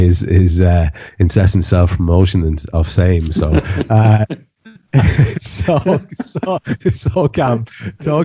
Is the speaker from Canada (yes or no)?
no; Ireland; I'm an Irish country gentleman